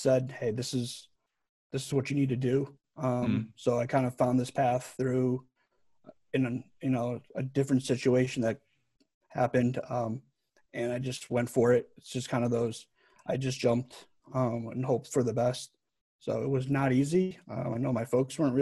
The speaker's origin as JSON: {"language": "English", "region": "Connecticut", "country": "United States", "tie": "born or raised there", "also_born_or_lived": "Alabama / Kansas", "moved": "as an adult", "lives_now": "Seattle, United States", "said": "I grew up in Connecticut, so I was a Whalers fan"}